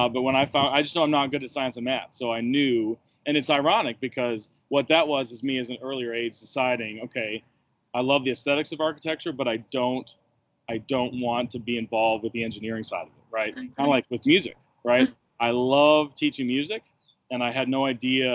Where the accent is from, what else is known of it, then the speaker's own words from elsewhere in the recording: Western Michigan University's hometown, United States; moved away as an adult; now in Virginia, United States; I went to school in the university in my hometown